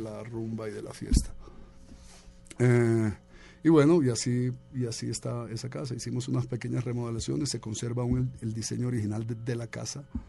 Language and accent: Spanish; Colombia; also born or lived in Bogotá / New York; soy colombiano